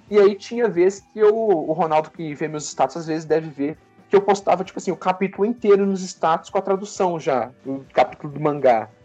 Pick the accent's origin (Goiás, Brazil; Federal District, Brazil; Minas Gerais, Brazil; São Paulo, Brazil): Minas Gerais, Brazil; eu sou de Minas